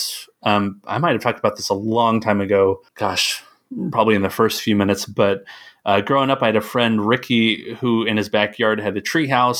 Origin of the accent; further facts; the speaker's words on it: Tennessee, United States; I grew up in Tennessee